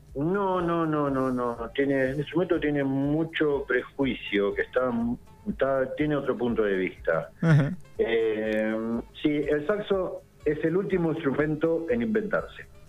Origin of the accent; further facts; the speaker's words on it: Isla Paulino, Buenos Aires, Argentina; moved away as an adult; now in Carhué, Argentina; yo soy de, de Isla Paulino, de la costa oeste del Río de la Plata